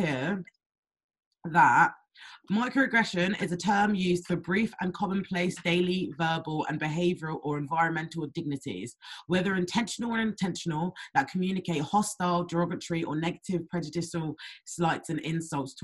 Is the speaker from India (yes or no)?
no; Windsor, South East England, United Kingdom; I was brought up in Windsor